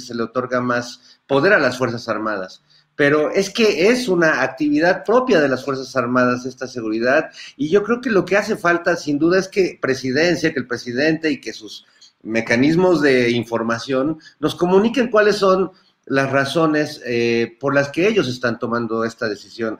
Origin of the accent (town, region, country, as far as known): Mexico